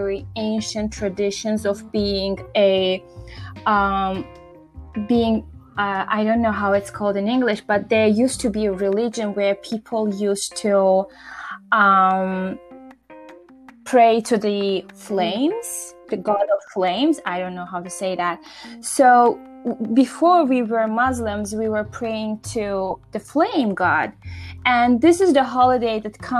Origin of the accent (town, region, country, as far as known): Azerbaijan